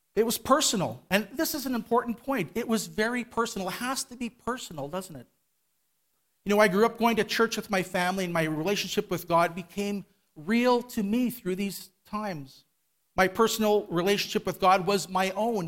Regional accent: Winnipeg, Manitoba, Canada; I was born here in Winnipeg in a Christian home, went to Calvary Temple. My family, we all attended Calvary Temple downtown

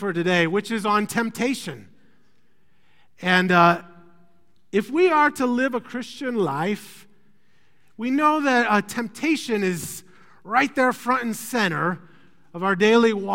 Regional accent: Iowa, United States; moved away; I'm from Iowa

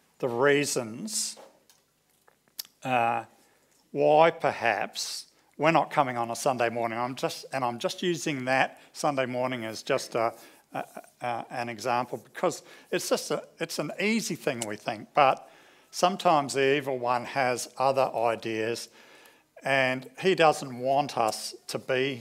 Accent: New Zealand; now in Australia; growing up in New Zealand at our local church

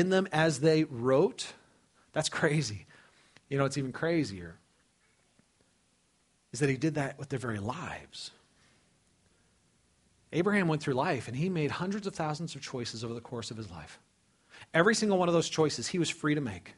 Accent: California, United States; moved away as an adult; also born or lived in Dubuque, Iowa; I was raised in California. I'd never been out of California, man.

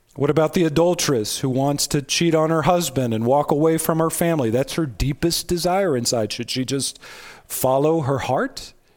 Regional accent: United States; I'm an American

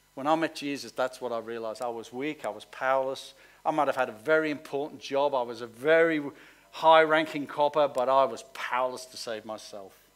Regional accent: Liverpool, North West England, United Kingdom; I come from Liverpool

